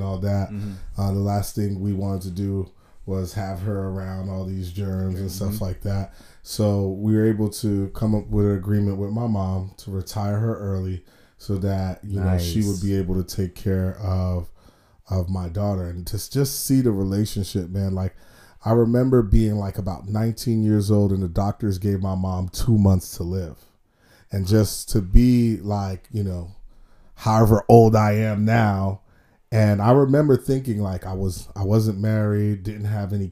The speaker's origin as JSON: {"language": "English", "town": "New York City", "region": "New York", "country": "United States", "tie": "born or raised there", "moved": "yes", "lives_now": "South Florida, United States", "said": "kid from Brooklyn, New York, two immigrant parents. You know, growing up in New York, you know, in the 90s"}